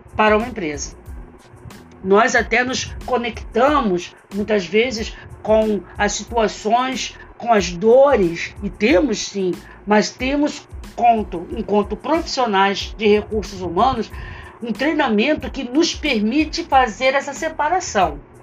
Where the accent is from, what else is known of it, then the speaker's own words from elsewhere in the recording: Brazil; nós, enquanto brasileiros